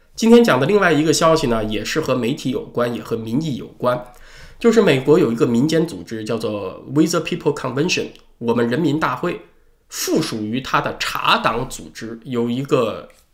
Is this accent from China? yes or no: yes; China; 黑钱它和我们中国人所说的黑钱呢有点区别